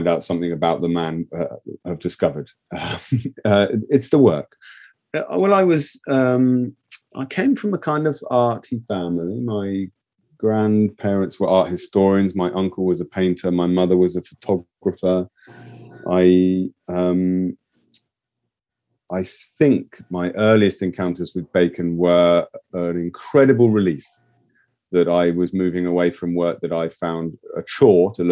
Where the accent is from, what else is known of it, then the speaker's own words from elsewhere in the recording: England, United Kingdom; as an English person outside of the European Union who loves Europe